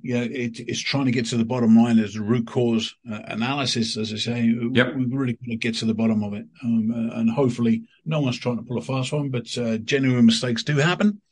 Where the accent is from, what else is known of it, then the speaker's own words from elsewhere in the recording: United Kingdom; there's a company in my in my hometown in in in coast of the UK